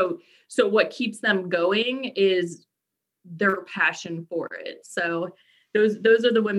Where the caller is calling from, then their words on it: Burke, Virginia, United States; I am coming to you from Burke, Virginia, which is just about 15, 20 miles from Arlington. So I'm local, but from my home office.